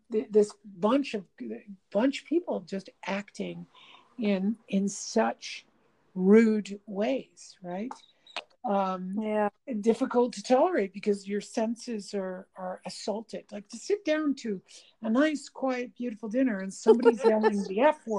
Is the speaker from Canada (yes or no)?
yes; Canada; I'm Canadian